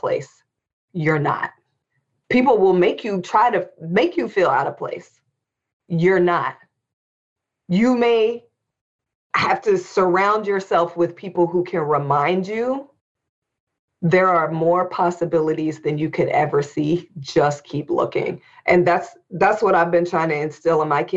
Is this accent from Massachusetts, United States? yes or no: no; Indianapolis, Indiana, United States; we were growing up in Indianapolis, Indiana